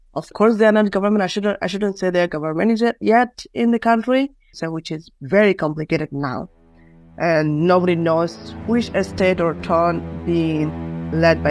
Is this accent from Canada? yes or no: no; Maungdaw, Rakhine State, Myanmar; moved away as an adult; also born or lived in Cox's Bazar, Bangladesh; now in United States; I was born in Burma, Mongdo. And I was forced to flee my home in August 2017 with the whole community to Bangladesh.